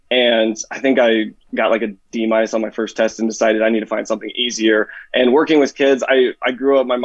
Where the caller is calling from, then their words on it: Denison, Iowa, United States; Uh, uh, Denison, Iowa, uh, southwest Iowa, somewhere in there.